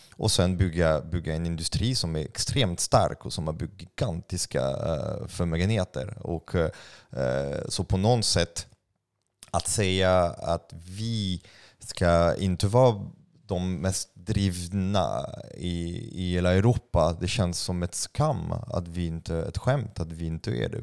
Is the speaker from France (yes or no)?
yes; France; Swedish is a second language; now in Sweden; jag är utl-, utlänning, jag är fransman